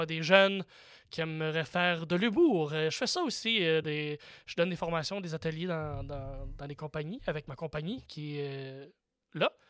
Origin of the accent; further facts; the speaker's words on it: Campbellton, New Brunswick, Canada; now in Montreal, Canada; J'habite plus dans la maison où j'ai grandi, là. J'ai dire ma maison natale, mais c'est même pas vrai. Ma ville natale, de Camelton Nouveau-Brunswick